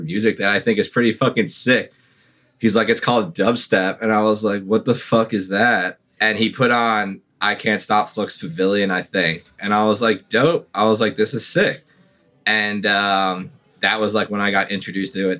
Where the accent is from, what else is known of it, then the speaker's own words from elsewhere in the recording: Long Island, Suffolk County, New York, United States; moved away as an adult; also born or lived in Brooklyn; now in New York, United States; I'm originally from Long Island